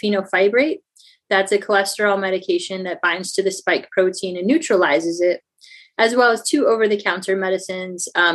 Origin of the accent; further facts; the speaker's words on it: St. Louis, Missouri, United States; I'm actually from the Midwest, the St. Louis area.